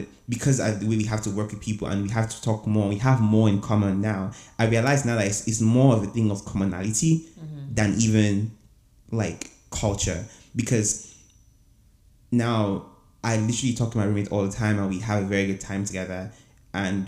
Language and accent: English; Abuja, Federal Capital Territory, Nigeria; moved away as an adult; also born or lived in Owerri, Imo State; now in Houston, United States; I grew up in Abuja